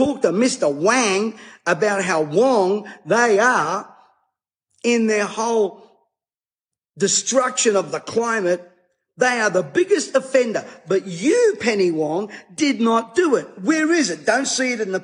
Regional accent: Australia

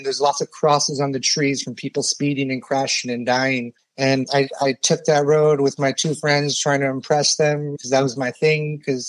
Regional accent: Ohio, United States; born there; I was born in Ohio to immigrant parents from Iran.

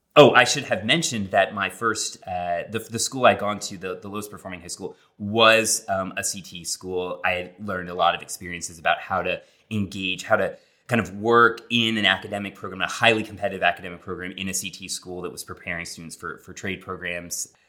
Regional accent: Long Island, New York, United States; also born or lived in Connecticut; I did grow up in New York, uh, Derek, uh, but I grew up on Long Island, so not New York City proper

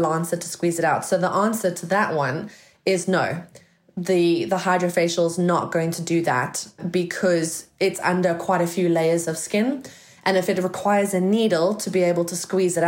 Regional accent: South Africa; moved away as an adult; now in United Kingdom; I come from South Africa, guys, in case you sort of can't hear the accent

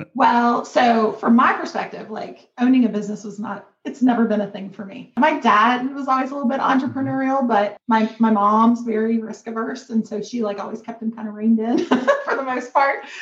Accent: Kentucky, United States; I'm from Kentucky, a very small town in Kentucky, um, a rural community. Like I grew up

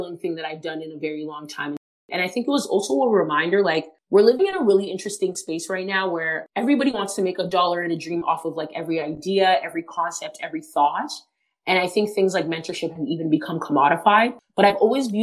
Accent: Toronto, Ontario, Canada; always lived in Toronto, always been a fan of the home team

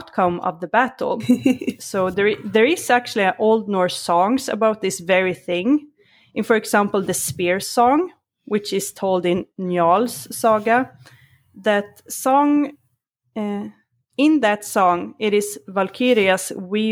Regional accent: Sweden; born or raised there; English is a second language

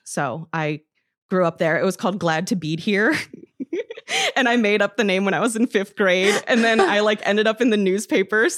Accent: Roscoe, Illinois, United States; moved away; also born or lived in Madison; I'm from Roscoe, Illinois, which is, like, a small town

